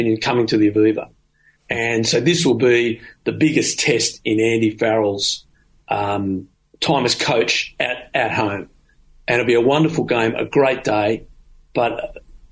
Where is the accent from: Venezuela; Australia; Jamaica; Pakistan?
Australia; as an Australian.